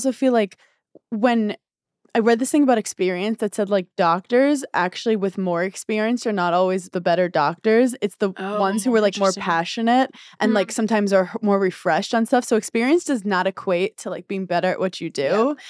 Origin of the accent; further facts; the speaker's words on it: New York, United States; One, I don't have a driver's license because I'm from New York and I'm really bad driving.